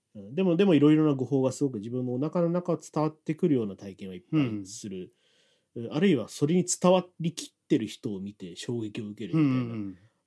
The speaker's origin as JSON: {"language": "Japanese", "country": "Japan", "also_born_or_lived": "Italy", "first_language": "Japanese", "moved": "as an adult", "said": "僕日本帰るかまだ決めかねてます"}